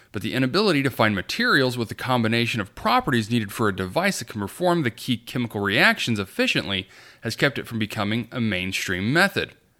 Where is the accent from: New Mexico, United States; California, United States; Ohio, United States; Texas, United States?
New Mexico, United States; my home state of New Mexico